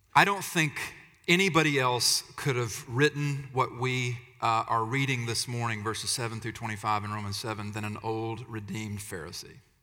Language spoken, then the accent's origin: English; Alabama, United States; I'm from Alabama, so pardon the pronunciation